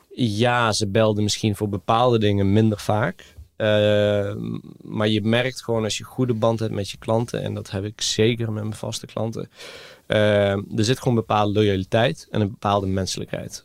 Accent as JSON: {"language": "Dutch", "country": "Greece", "tie": "born or raised there", "moved": "yes", "lives_now": "Netherlands", "said": "ik ben gewoon opgegroeid in het Griekenland"}